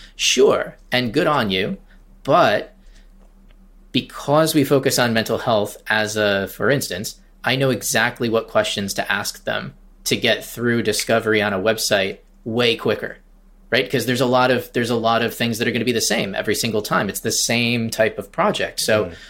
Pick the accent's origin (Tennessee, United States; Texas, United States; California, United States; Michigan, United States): Michigan, United States; Traverse City; moved away as an adult; now in Charleston, United States; I started my agency in Michigan, in Traverse City, Michigan, where I, my hometown